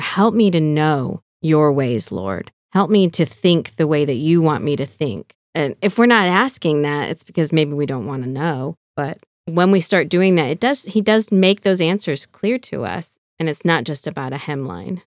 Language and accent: English; California, United States; moved away as an adult; also born or lived in Arizona; now in Fort Wayne, United States; growing up in California